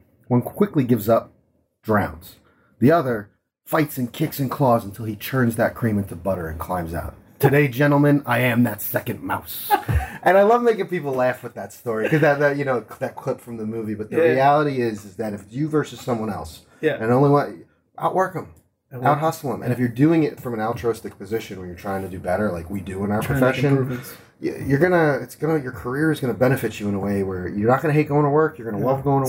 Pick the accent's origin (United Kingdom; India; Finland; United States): United States; New Jersey; in my home state, I mean, I grew up here.